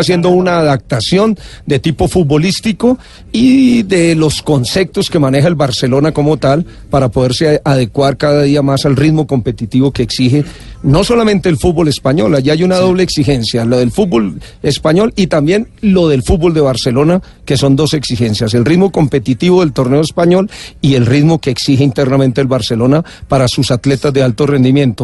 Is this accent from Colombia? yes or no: yes; Colombia; a los colombianos cuando llegamos a ciertas partes de Europa